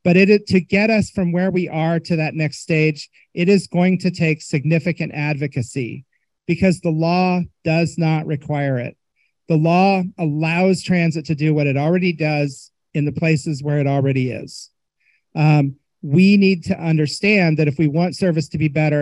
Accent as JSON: {"language": "English", "region": "Indiana", "country": "United States", "said": "I'm from Indiana"}